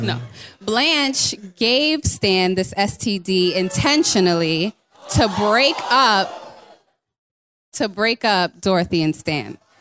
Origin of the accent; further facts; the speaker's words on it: New York City, New York, United States; from Brooklyn